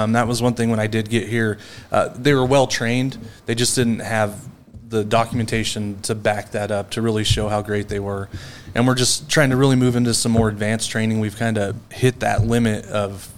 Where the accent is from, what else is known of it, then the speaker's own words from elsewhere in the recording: Glenns Ferry, Idaho, United States; moved away; Born and raised in Idaho